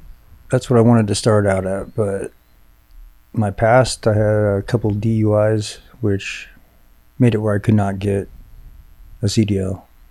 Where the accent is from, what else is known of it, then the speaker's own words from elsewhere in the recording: Redlands, California, United States; moved away as an adult; also born or lived in Riverside, California / Yucaipa, California; now in Cody, Wyoming, United States; So I grew up in Redlands, Yucaipa.